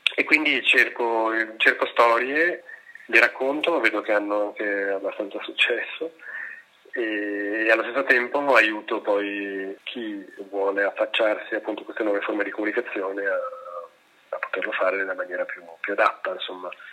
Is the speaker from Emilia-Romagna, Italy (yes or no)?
no; Milan, Lombardy, Italy; lo dico da milanese, cioè da persona che ha vissuto a Milano tutta la vita